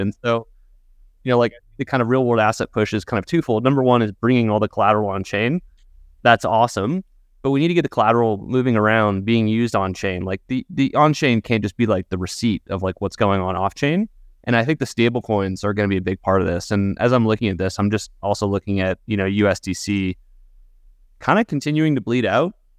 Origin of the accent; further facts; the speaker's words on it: United States; as American citizens